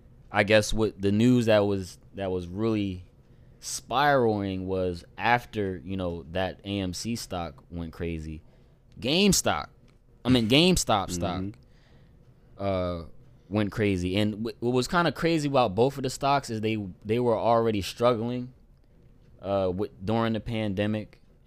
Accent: Camden, New Jersey, United States; recording in Camden right now, Camden, New Jersey, my dad's house. And this is my big brother that I grew up with in Camden, you know, since day one.

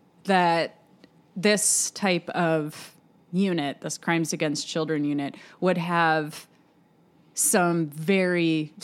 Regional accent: Cleveland, Ohio, United States; I've been to Cleveland. I'm from Cleveland.

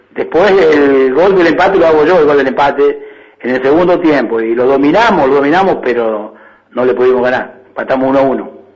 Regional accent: San Jorge, Santa Fe, Argentina; moved away as an adult; now in María Juana, Argentina; no soy de acá, no soy de María ahora sí soy de María Juana. Vine de San Jorge en el año 73

